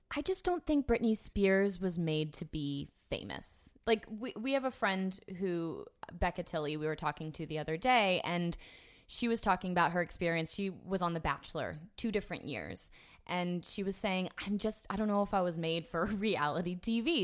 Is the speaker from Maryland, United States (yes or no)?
no; Orlando, Florida, United States; I grew up in Orlando